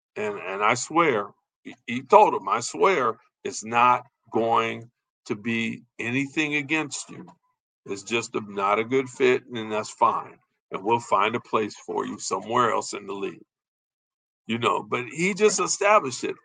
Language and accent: English; Chicago, Illinois, United States; we're from Chicago